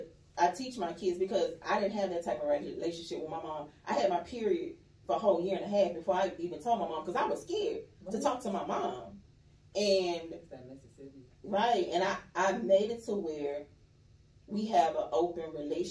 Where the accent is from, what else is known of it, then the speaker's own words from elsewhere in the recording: Mississippi, United States; moved away; I'm from Mississippi